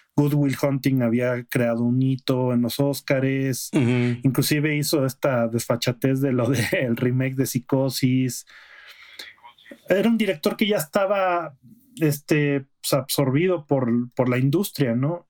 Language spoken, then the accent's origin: Spanish; Aguascalientes, Mexico; moved away; allá en Aguascalientes, de donde yo soy